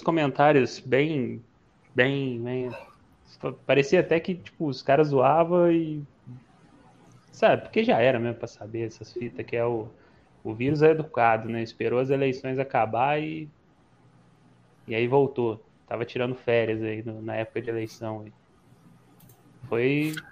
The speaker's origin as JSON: {"language": "Portuguese", "town": "Cruzeiro", "region": "São Paulo", "country": "Brazil", "lives_now": "Taubaté, Brazil", "said": "eu atualmente eu moro em Taubaté, eu sou de Cruzeiro"}